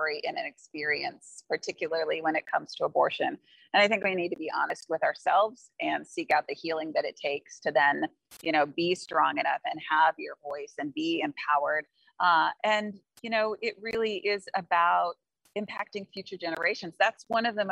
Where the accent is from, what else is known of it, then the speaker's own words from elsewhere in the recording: Kansas City, United States; I'm from Kansas City